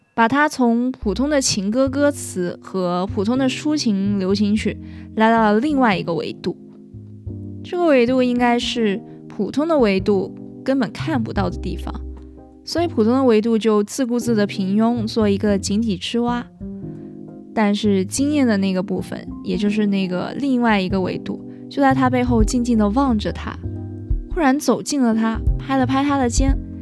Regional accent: China; 身为中国人的我们

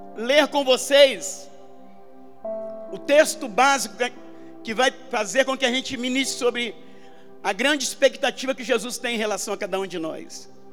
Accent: Armação dos Búzios, Rio de Janeiro, Brazil; eu sou do interior do Rio, eu sou de Búzios

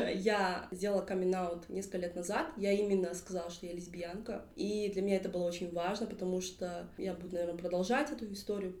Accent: Kentau, Turkistan Region, Kazakhstan; Также я из Кентау

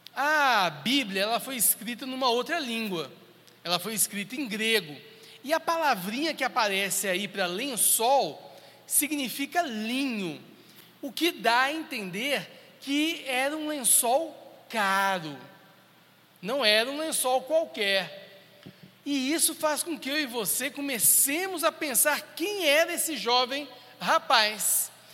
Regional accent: Brasília, Federal District, Brazil; eu sou de Brasília

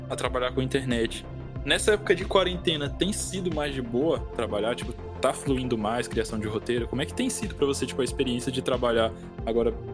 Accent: Brasília, Distrito Federal, Brazil; now in Natal, Brazil; Eu nasci em Natal. Quando ah. era criancinha ali, tipo, pros meus 3, 4 anos, eu fui morar em Brasília. E aí, tipo, eu morei minha adolescência todinha lá.

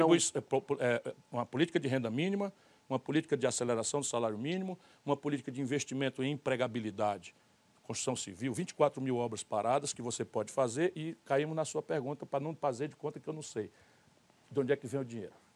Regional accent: Northeast Region, Brazil; eu sou nordestino

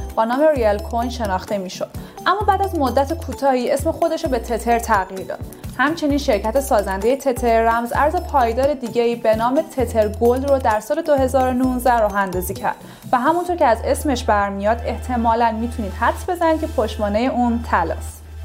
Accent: Iran; ما به عنوان یه ایرانی

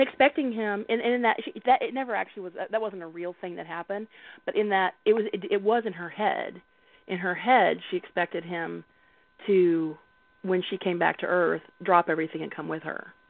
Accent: the South, United States; I grew up in the South, and my grandma, her thing was she made little clicks with her tongue

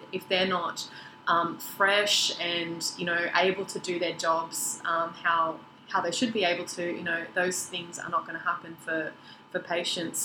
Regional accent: Sydney, New South Wales, Australia; now in Queensland, Australia; we grew up together in Sydney, um, which is where my family still live now. I'm sort of the only one here in Queensland

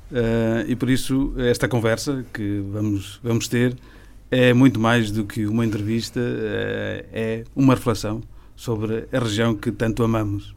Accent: Tarouca, Norte, Portugal; eu sou de uma aldeia do Conselho de Tarouca que praticamente não tem pessoas

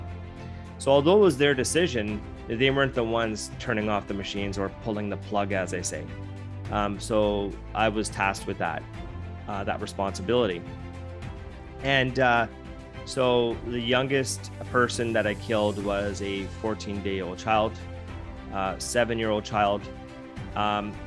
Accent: Canada; I was born in Canada

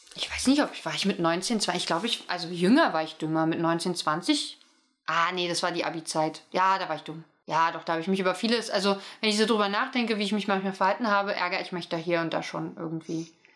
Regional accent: East Germany, Germany; ich komme ja aus dem Osten

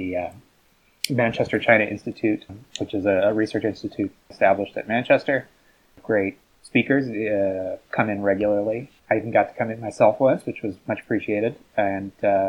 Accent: Newfoundland and Labrador, Canada; moved away as an adult; now in United Kingdom; I am Canadian. I'm from a Atlantic province called Newfoundland

